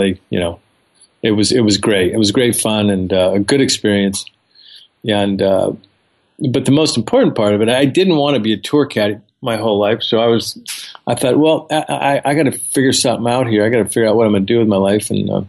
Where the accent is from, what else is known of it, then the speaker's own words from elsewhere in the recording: California, United States; I'm from Southern California. I grew up in a very modest household.